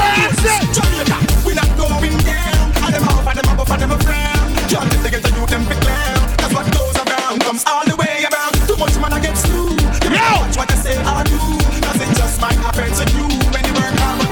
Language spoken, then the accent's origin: English; Jamaica; We are Jamaican